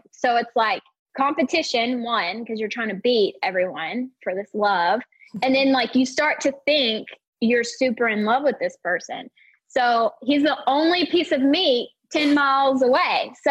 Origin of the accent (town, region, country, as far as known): Hoxie, Arkansas, United States; born or raised there; moved away as an adult; now in Dallas, United States